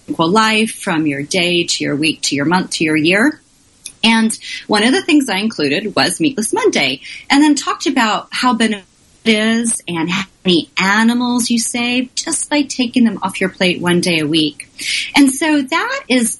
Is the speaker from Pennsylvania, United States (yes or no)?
no; Oklahoma, United States; now in Washington, D.C., United States; I'm from Oklahoma, the exciting world of Oklahoma, and my parents had cows